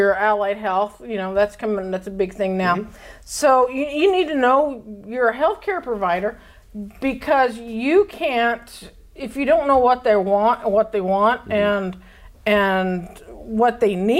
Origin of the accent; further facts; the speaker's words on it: Idaho, United States; I'm from Idaho, we count our snow in feet, not in inches